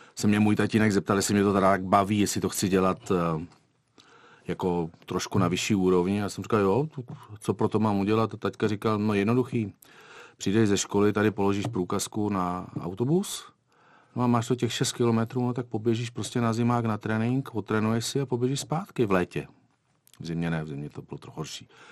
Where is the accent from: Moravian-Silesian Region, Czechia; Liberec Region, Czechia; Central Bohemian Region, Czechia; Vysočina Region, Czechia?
Liberec Region, Czechia; Liberec; moved away as an adult; also born or lived in Bruntál / Beroun; now in Kuwait; já jsem vlastně se narodil v Bruntále a mm, já jsem dělal lyžování do té první círy než jsme se pak odstěhovali do Liberce